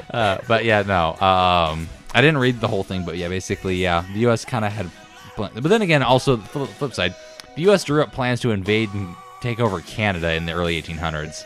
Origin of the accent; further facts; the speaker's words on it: United States; being an American